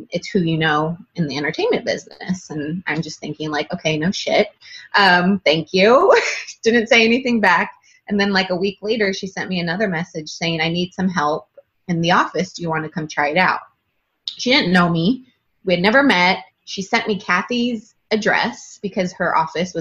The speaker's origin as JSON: {"language": "English", "region": "Northern California", "country": "United States", "moved": "as an adult"}